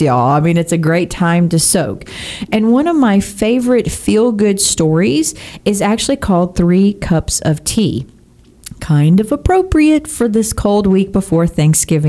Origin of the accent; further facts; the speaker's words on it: Texas, United States; I am a Texan born and bred.